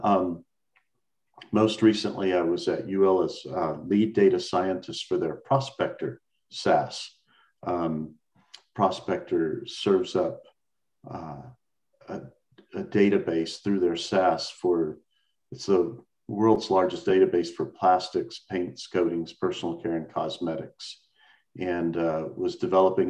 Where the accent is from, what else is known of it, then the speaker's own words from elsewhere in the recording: Dallas, Texas, United States; also born or lived in Austin, Texas; I was born and raised in Dallas, Texas, and had the honor of being senior class president of my very large Dallas high school